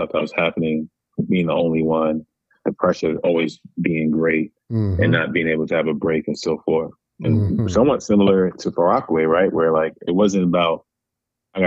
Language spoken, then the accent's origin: English; New York City, New York, United States; now in Chicago, United States; growing up in Rockaway, all different cultures